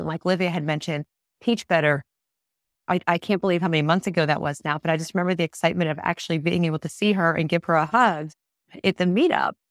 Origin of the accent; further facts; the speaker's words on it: Pittsburgh, Pennsylvania, United States; I'm not from Tennessee, I'm from Pittsburgh